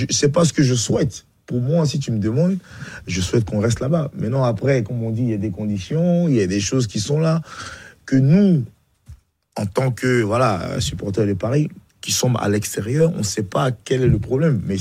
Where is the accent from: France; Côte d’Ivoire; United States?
Côte d’Ivoire; Bingerville, Abidjan; born there; moved away; Non, je suis né à Benjerville.